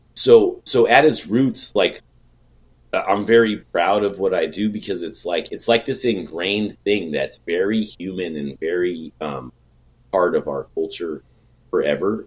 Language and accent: English; Bay Area, California, United States; I'm from the Bay Area uh, now, you know, and it's expensive